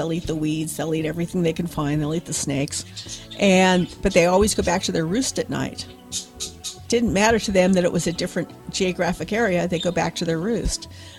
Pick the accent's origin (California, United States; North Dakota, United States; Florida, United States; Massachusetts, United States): California, United States; Berkeley; born there; also born or lived in Reno / Tehran; I was born in Berkeley, and then we moved to Reno.